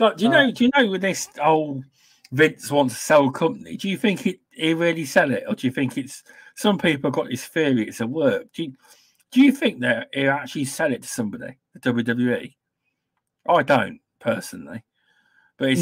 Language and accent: English; England, United Kingdom; we have to be different as English